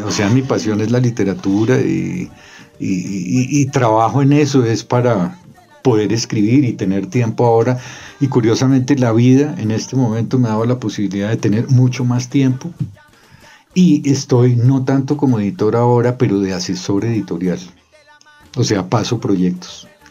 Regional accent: Bogotá, Colombia; also born or lived in Cartagena / Chocó; nací en Cartagena, criado en Bogotá

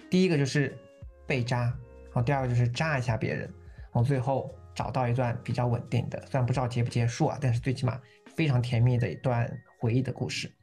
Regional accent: southern China, China; 我一个纯南方人

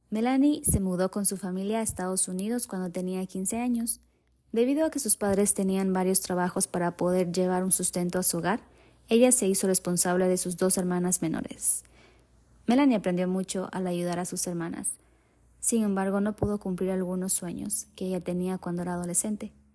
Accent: Ecuador; moved away; soy de Ecuador, pero me mudé a otro país

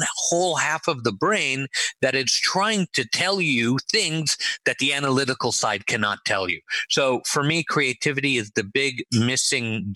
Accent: Los Angeles, California, United States; also born or lived in Israel; was born in Israel and raised in Los Angeles. I was in Los Angeles for, 35 years

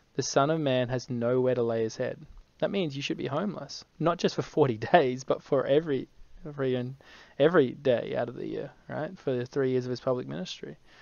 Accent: Brisbane, Queensland, Australia; I'm from Brisbane.

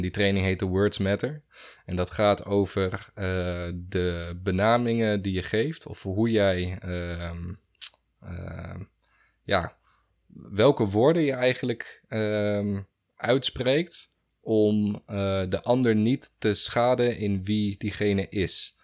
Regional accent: Netherlands; ik ben een Nederlander. Ik ben hier geboren, ik ben hier getogen, ik ben hier opgegroeid

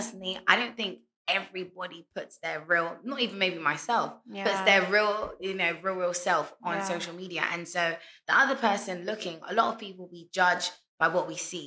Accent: London, United Kingdom; moved away as an adult; now in Ghana; Born and raised in London my whole life in the UK. And moved to Ghana nearly four years ago

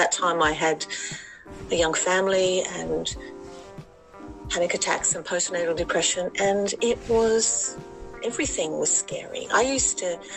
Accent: Sydney, New South Wales, Australia; moved away as an adult; now in Letchworth Garden City, United Kingdom; I was born in Sydney, Australia, but I'm living just north of London in a place called Letchworth Garden City

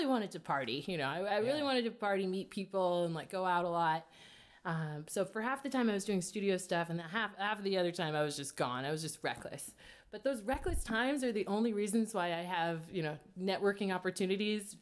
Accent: Kansas City, Missouri, United States; moved away as an adult; now in New York, United States; I'm from Kansas City

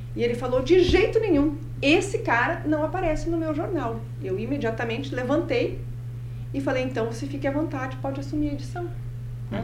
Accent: interior of Paraná, Brazil; also born or lived in Marechal Cândido Rondon / Matelândia / Ponta Grossa / São Paulo; Eu sou paranaense, sim. Eu nasci em Marechal Cândido Rondon. Ah. Passei a minha infância né, no interior do Paraná.

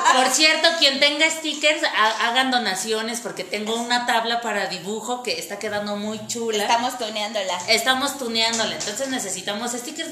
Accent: Mexico City, Mexico; yo soy de Iztapalapa por con mi lenguaje florido

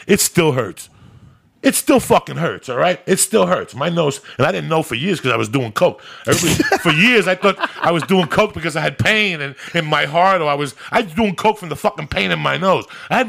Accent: North Bergen, New Jersey, United States; moved away; also born or lived in Cuba; I grew up in North Bergen.

